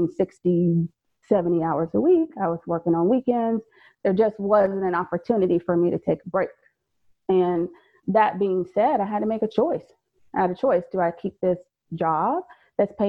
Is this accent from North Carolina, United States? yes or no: yes; Fayetteville, North Carolina, United States; moved away as an adult; also born or lived in Maryland; I'm originally from Fayetteville, North Carolina